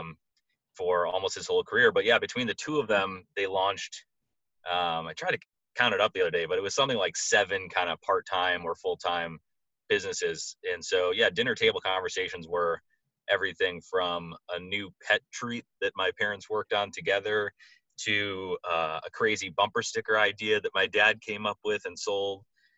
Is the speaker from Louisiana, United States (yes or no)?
no; Madison, Wisconsin, United States; moved away as an adult; also born or lived in New York City / Boston; I grew up in Madison, Wisconsin, and attended University of Wisconsin